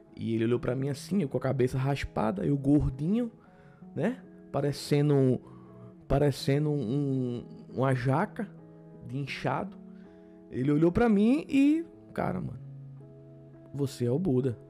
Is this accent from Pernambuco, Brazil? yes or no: yes; Paulista, Pernambuco, Brazil; sou de Pernambuco, de uma cidade chamada Paulista